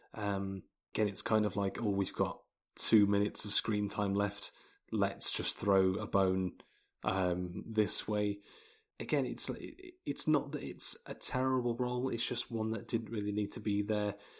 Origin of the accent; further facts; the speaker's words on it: England, United Kingdom; I'm English.